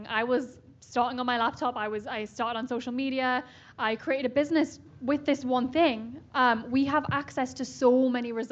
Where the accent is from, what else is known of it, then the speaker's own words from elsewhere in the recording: Newcastle upon Tyne, North East England, United Kingdom; I'm from Newcastle, right near Scotland in the UK.